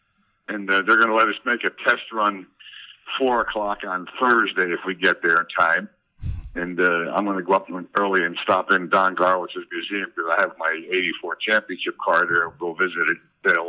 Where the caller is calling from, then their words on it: Palm Beach, Florida, United States; Well, I'm in Palm Beach, Florida, actually.